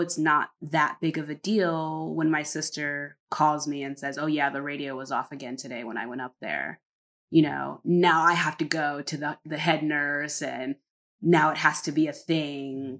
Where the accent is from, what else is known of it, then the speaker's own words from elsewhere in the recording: Connecticut, United States; moved away as an adult; also born or lived in North Carolina; now in Netherlands; we're from Connecticut, but my mother and all of them moved to North Carolina